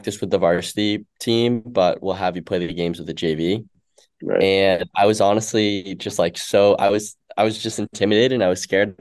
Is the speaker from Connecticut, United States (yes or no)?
yes; Woodbury, Connecticut, United States; I'm from Woodbury, Connecticut.